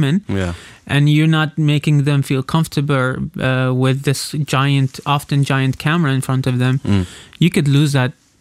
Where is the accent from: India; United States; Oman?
Oman; I've been born and raised in Amman